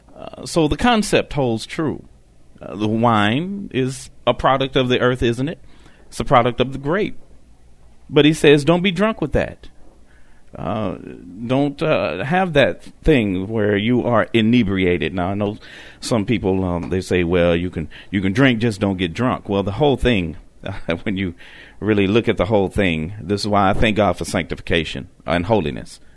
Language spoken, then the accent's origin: English; Detroit, Michigan, United States; moved away; They're in my home state of Michigan. Yes, I'm from Detroit